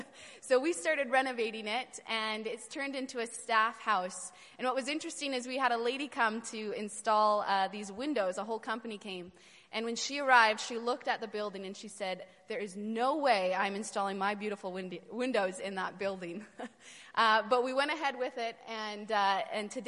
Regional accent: Vancouver, British Columbia, Canada; moved away as an adult; now in Romania; I grew up in Vancouver, so I was not really in this sort of culture in Vancouver

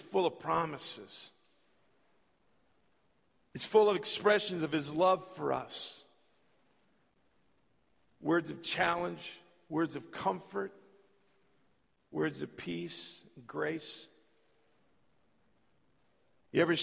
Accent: California, United States; moved away as an adult; also born or lived in Minot, North Dakota; I was born and raised in California.

